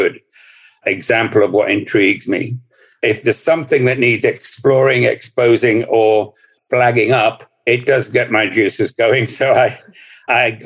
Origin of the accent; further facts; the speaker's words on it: Scotland, United Kingdom; I'm speaking from Scotland